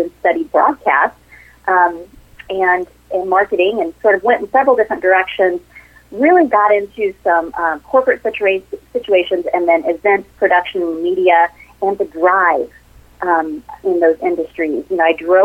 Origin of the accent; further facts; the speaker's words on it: southeastern Missouri, United States; I grew up in a small town in southeastern Missouri with, you know, very humble beginnings.